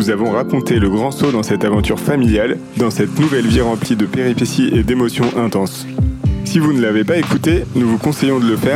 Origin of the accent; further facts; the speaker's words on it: La Trinité-sur-Mer, Brittany, France; Et du coup, on a choisi Technique Voile, basée à la Trinité-sur-Mer, le village de mon enfance, en Bretagne.